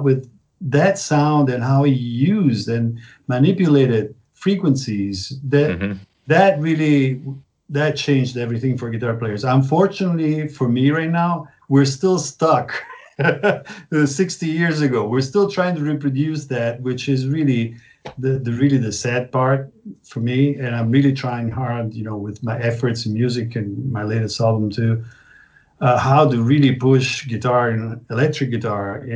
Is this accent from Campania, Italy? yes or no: yes; Naples, Campania, Italy; English is a second language; also born or lived in San Francisco / Milan; now in Berlin, Germany; I was born in Naples, Italy